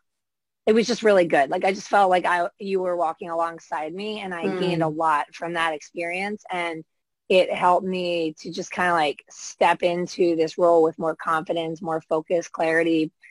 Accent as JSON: {"language": "English", "country": "United States", "accent": "American", "said": "I'm in the States"}